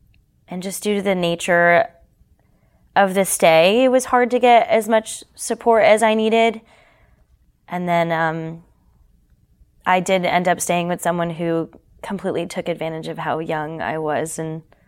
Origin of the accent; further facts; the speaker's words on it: Canada; moved away; And then when we moved down here from Canada, because I'm Canadian